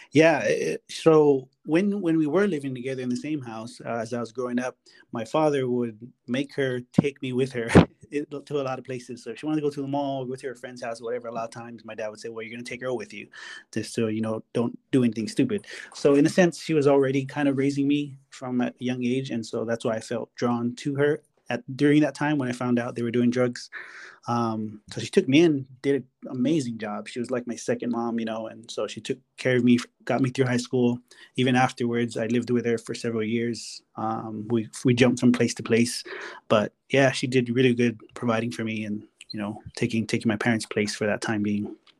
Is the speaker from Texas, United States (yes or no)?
no; Hawaii, United States; moved away; I'm from Hawaii